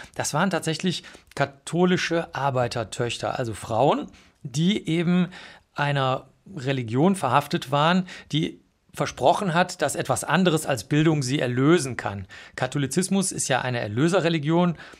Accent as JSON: {"language": "German", "region": "Bavaria", "country": "Germany", "said": "ich komme aus Bayern, aus einem kleinen Dorf"}